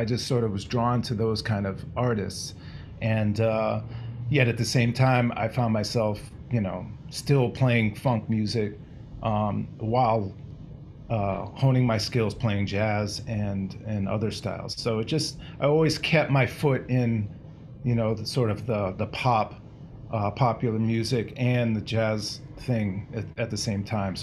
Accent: Boston, Massachusetts, United States; I grew up in the Boston area

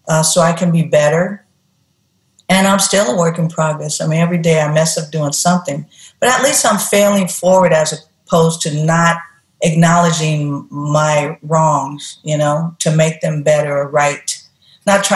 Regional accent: Oakland, California, United States; Growing up in Oakland, and where I lived, a couple of places where we lived in the community, the ghetto, we called it

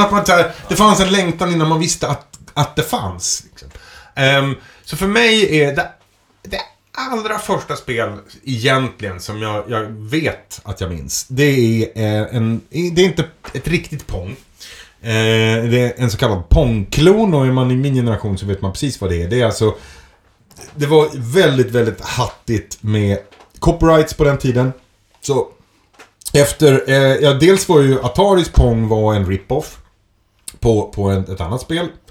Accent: Edsbyn, Gävleborg County, Sweden; moved away as an adult; i Edsbyn då, där jag växte upp

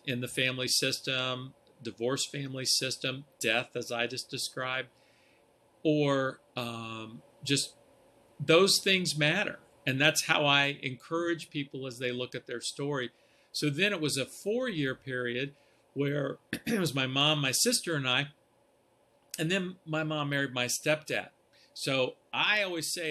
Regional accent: outside of Columbus, Ohio, United States; I grew up actually outside of Columbus

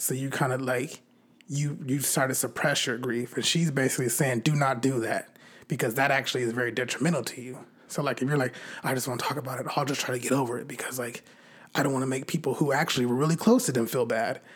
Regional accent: California, United States; I'm from California

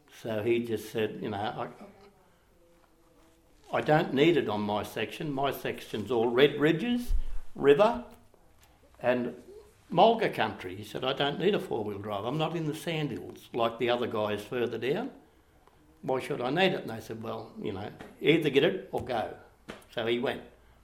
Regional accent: Hungerford, Queensland, Australia; also born or lived in Tibooburra; I was born in Titborough. Then we went to Bindara Gate, which was one of the stations on the border fence, about 1948-49, we moved to Hungerford, which is about 250-odd K from Bourke.

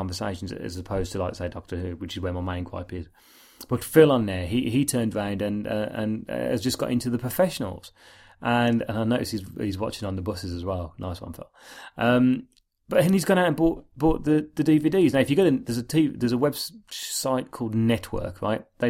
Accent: Birmingham, West Midlands, United Kingdom; We're two blokes from Birmingham

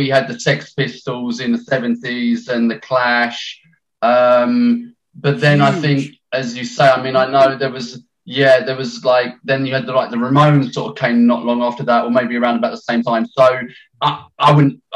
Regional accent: London, United Kingdom; now in Essex, United Kingdom; I'm from London. I was born in London

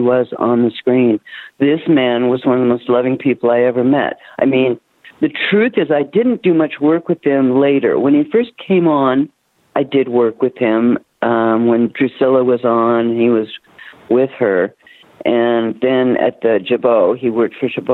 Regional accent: Toronto, Ontario, Canada; moved away; I was raised in Toronto

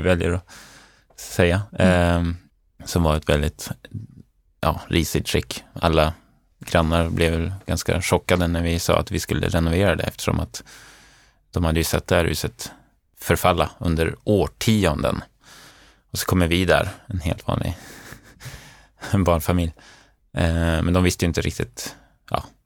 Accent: Umeå, Västerbotten County, Sweden; moved away as an adult; now in Stockholm, Sweden; Sen flyttade jag till Stockholm, jag kommer från Umeå från början

